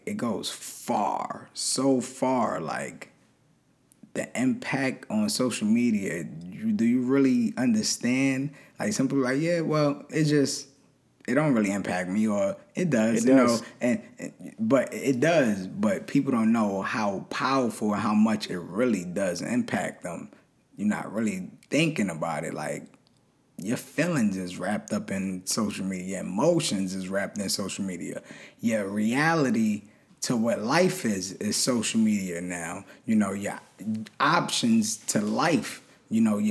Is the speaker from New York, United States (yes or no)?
yes; New York City, New York, United States; just a poor kid from Brooklyn